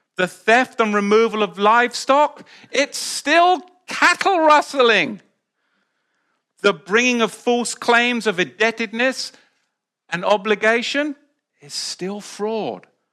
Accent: England, United Kingdom; moved away as an adult; now in United States; I was back in the U K

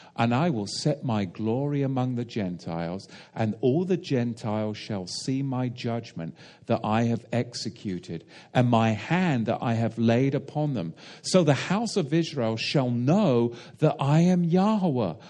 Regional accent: England, United Kingdom; as an Englishman

